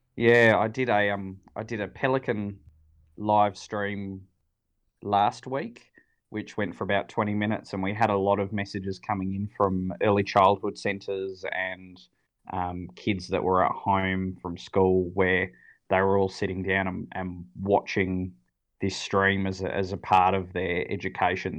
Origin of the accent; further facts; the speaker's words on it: Sydney, New South Wales, Australia; now in Adelaide, Australia; I grew up in Sydney, so for me that local zoo was was Taronga. Um, I lived on the northern beaches